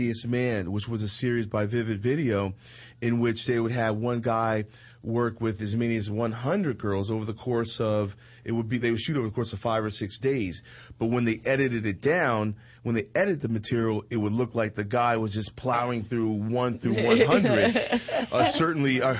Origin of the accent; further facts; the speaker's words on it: East Coast, United States; I'm from the East Coast